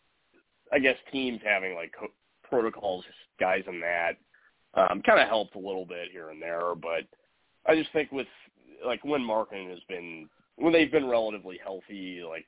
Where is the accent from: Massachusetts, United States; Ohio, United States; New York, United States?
Ohio, United States; Cleveland; I'm from Cleveland